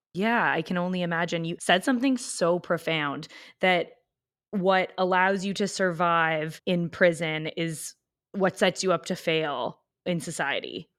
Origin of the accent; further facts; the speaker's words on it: Canada; I'm Canadian